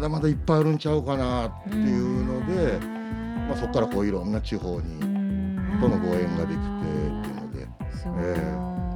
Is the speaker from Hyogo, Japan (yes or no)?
yes; Kobe, Hyogo, Japan; 神戸生まれ神戸育ちの僕